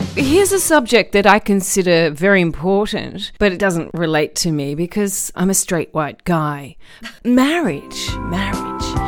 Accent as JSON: {"language": "English", "country": "Australia", "tie": "born or raised there", "said": "as someone who was raised predominantly in Australia"}